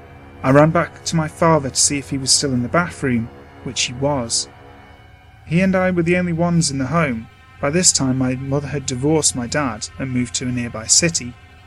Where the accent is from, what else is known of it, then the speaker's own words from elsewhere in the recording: California, United States; The house I grew up in was in the Central Valley of California, and I believed it to be haunted.